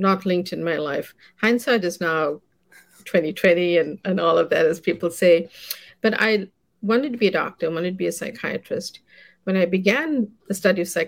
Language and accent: English; South Africa; also born or lived in South India; now in United States; I grew up in South Africa as a child, and I moved here to study.